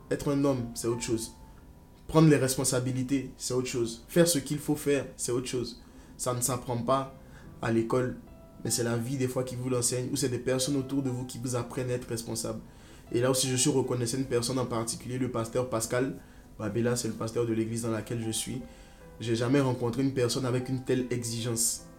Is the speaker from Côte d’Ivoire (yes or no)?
yes; Côte d’Ivoire; moved away as an adult; now in France; J'ai grandi en Côte d'Ivoire. Je suis né en Côte d'Ivoire. J'ai grandi en Côte d'Ivoire. Et là, maintenant, je suis en France. J'ai fait euh, jusqu'au bac en Côte d'Ivoire. Et après, je suis venu en France.